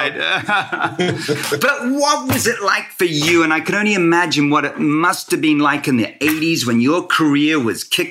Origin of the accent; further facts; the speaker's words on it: Australia; I'm of Singaporean Australian heritage, and I grew up in a white Australia at the time